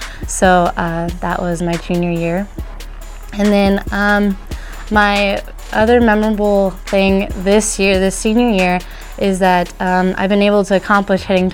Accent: Spalding, Nebraska, United States; I'm from Spalding, Nebraska

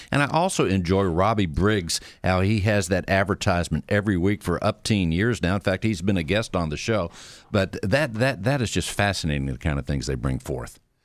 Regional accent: Pennsylvania, United States; now in Houston, United States; I grew up in Pennsylvania

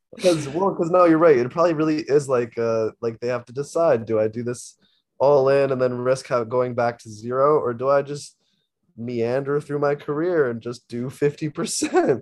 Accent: New York, United States; also born or lived in Toronto; I'm from New York

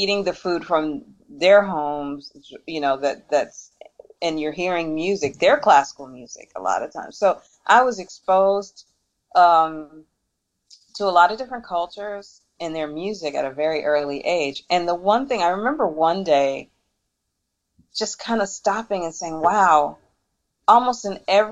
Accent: Detroit, Michigan, United States; moved away; also born or lived in New York; growing up in Detroit, there were so many cultures that migrated to Detroit

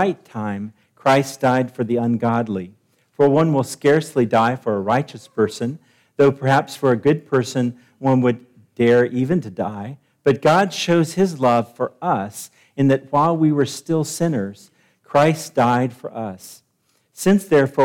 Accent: Nashville, Tennessee, United States; moved away; I'm from Nashville

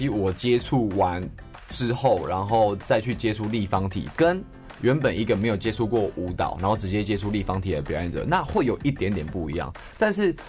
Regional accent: Tuku, Yunlin County, Taiwan; 我们都算是乡下小孩子。我是云林的土库那边，

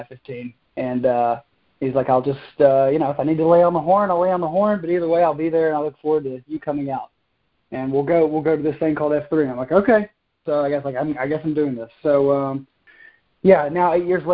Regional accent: Maryville, Tennessee, United States; moved away as an adult; now in Charlotte, United States; I grew up right outside of Knoxville in a town called Maryville

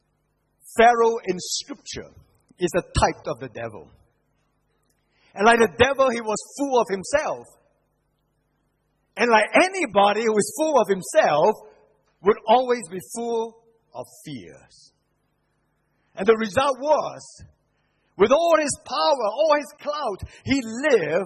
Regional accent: Singapore; I come from Singapore

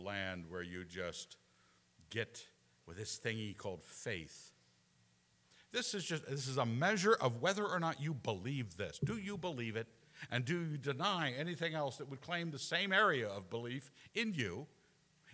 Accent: Scotland, United Kingdom; moved away; I'm still a Scot

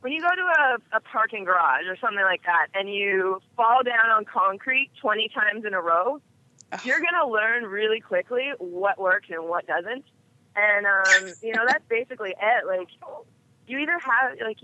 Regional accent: Edmonton, Alberta, Canada; moved away; also born or lived in Toronto; I grew up in Edmonton, Alberta, in Canada

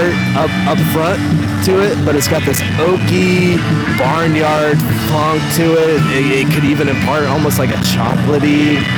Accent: Missouri, United States; moved away as an adult; now in Austin, United States; I grew up in Missouri.

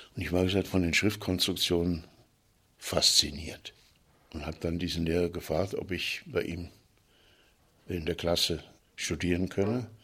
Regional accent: Fulda, Hesse, Germany; Ich bin 39 geboren in Fulda

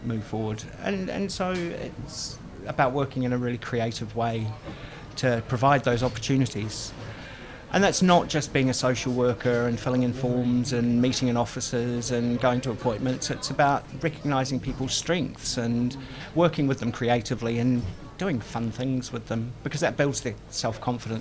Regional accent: Lower Hutt, Wellington, New Zealand; moved away as an adult; also born or lived in United Kingdom; So I was born in Lower Hutt. I'm from the area, I'm a Kiwi

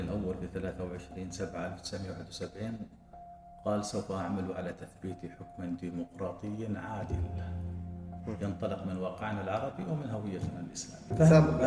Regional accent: Oman; نحن كعمانيين

